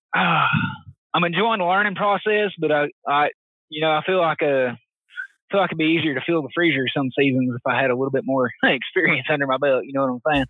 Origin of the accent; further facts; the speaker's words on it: Knoxville, Tennessee, United States; East Tennessee native. I was born and raised around Knoxville.